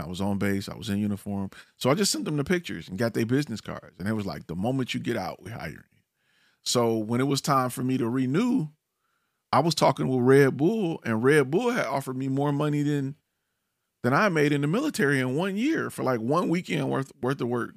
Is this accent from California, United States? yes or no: no; Detroit, Michigan, United States; now in Dallas, United States; I'm originally from Detroit